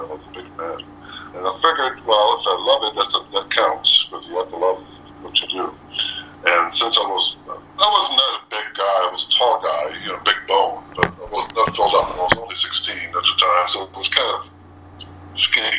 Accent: Moncton, New Brunswick, Canada; I'm from Moncton, New Brunswick.

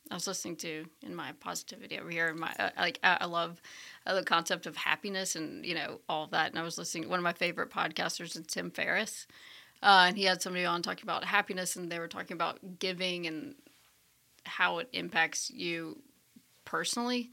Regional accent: Birmingham, Alabama, United States; moved away; also born or lived in Washington, D.C.; I was born in Birmingham, Alabama, at Saint Vincent's

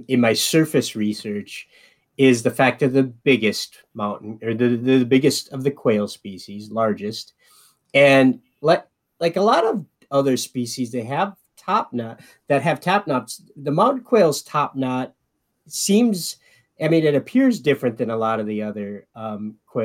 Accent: Midwest, United States; I'm a Midwesterner

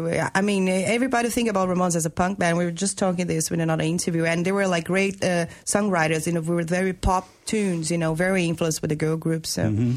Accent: Rio de Janeiro, Brazil; moved away as an adult; now in Denmark; It was in Rio, my hometown

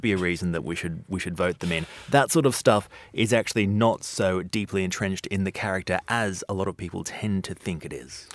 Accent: Brazil; moved away as an adult; now in London, United Kingdom; I was from Brazil

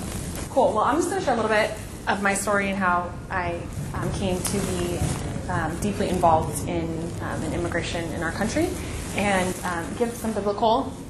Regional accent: Long Beach, California, United States; I grew up in Long Beach, California, so actually, yes, one of the most diverse cities in the world as well, where every language was spoken, but also very segregated.

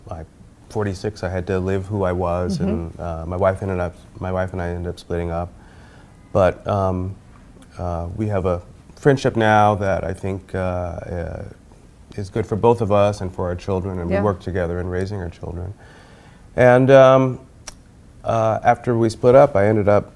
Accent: Chicago, Illinois, United States; I grew up in Chicago.

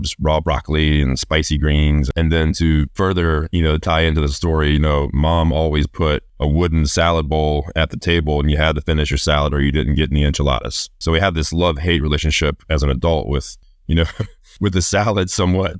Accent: New Orleans, Louisiana, United States; growing up in New Orleans

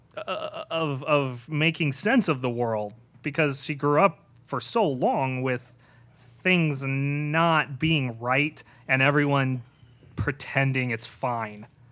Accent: Irvine, California, United States; I grew up in Southern California my entire life, I, uh, in Irvine, like, uh, the planned community.

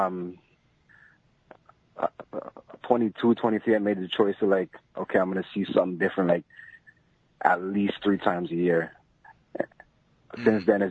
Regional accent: Toronto, Ontario, Canada; I'm from Toronto

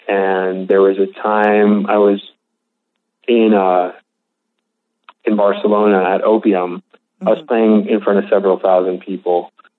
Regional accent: West Hollywood, California, United States; I grew up in a pretty affluent area. Mm-hmm.

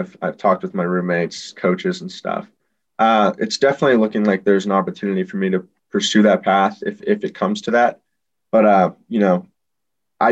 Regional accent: Los Angeles, California, United States; moved away; I'm a kid from Los Angeles. So, you know, I grew up playing or watching Los Angeles Galaxy

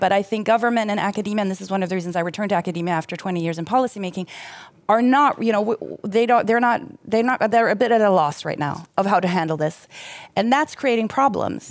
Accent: Germany; now in Sweden; somebody who, who grew up in Germany

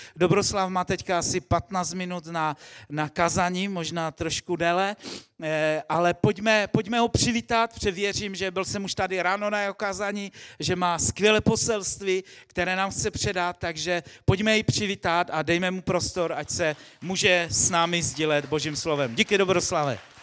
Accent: Czechia; v naší zemi

